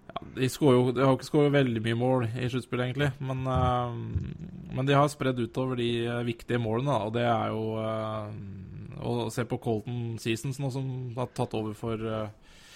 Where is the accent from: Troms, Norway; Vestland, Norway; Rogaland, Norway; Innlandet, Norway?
Innlandet, Norway; Elverum; i Lille Elverum, der vi kommer fra.